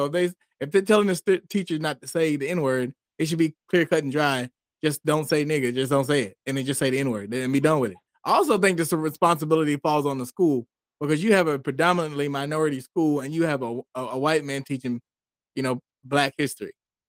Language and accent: English; United States; I don't go around and say call myself African American because I'm not African. I was never been in Africa, and I'm only American.